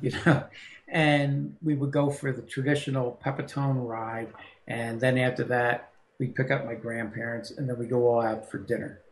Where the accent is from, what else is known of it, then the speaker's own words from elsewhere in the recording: New Brunswick, New Jersey, United States; I grew up in New Brunswick, New Jersey